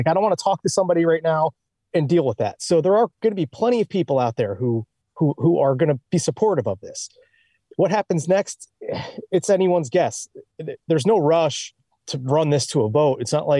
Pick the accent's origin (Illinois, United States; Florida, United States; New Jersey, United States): New Jersey, United States; Like, hey, we're from Jersey. We're the only ones who don't have to pump our own gas.